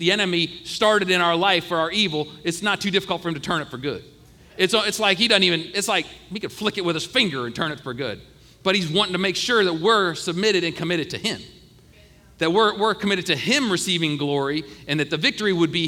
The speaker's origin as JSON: {"language": "English", "region": "Ohio", "country": "United States", "tie": "born or raised there", "said": "I grew up in Ohio"}